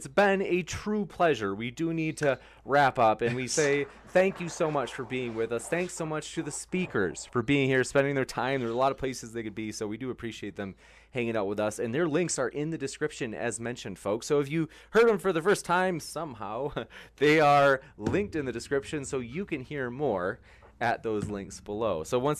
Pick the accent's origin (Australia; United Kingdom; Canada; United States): United Kingdom; England; born there; I'm half Arab, and I was born in England, and I don't identify with being white British. Am I not English?